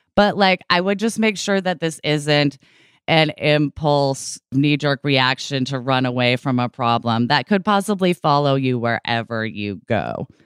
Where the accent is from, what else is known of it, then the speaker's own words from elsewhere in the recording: Oregon, United States; moved away as an adult; also born or lived in California; I was born and raised in Oregon.